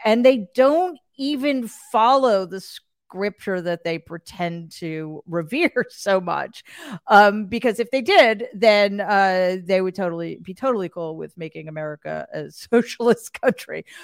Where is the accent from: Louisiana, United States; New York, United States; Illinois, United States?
New York, United States; I'm an atheist from New York